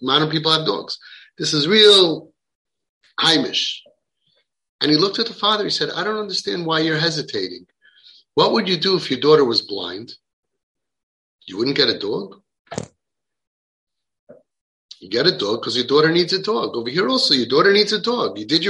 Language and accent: English; Williamsburg, New York, United States; I say the good thing about growing up in Williamsburg is that if you're not sure what you did that day, you could ask your neighbors.